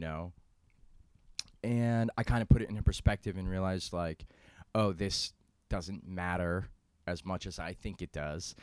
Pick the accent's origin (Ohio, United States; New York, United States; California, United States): New York, United States; New York City; I'm from New York City